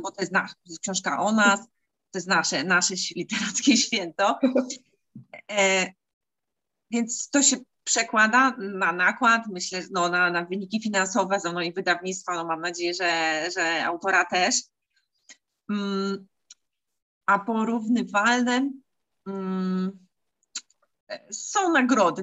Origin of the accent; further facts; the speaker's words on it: Silesian Voivodeship, Poland; tutaj u nas na Śląsku